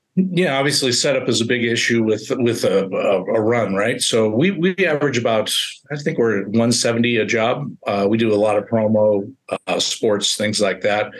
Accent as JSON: {"language": "English", "town": "Colfax", "region": "California", "country": "United States", "tie": "born or raised there", "moved": "yes", "lives_now": "Reno, United States", "said": "I really wanted to get close to my hometown. Reno is uh, about an hour outside of Colfax, uh, California, which is 1,900 people my mom's 83"}